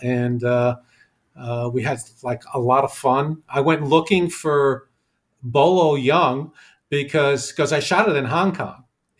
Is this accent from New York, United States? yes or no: yes; New York City, New York, United States; accent: New York; moved away as an adult; now in Los Angeles, United States; I grew up in New York. You can probably tell from I still have my accent, you know. You know, born and raised in New York City, and in my late 20s, I started as a public accountant, and I moved to L.A.